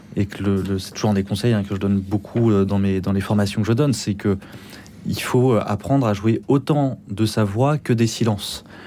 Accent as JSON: {"language": "French", "region": "Pyrenees", "country": "France", "said": "je viens aussi un peu des Pyrénées"}